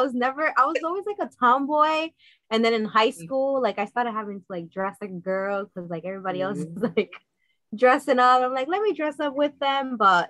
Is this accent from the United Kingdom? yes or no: no; Puerto Rico; I was born in Puerto Rico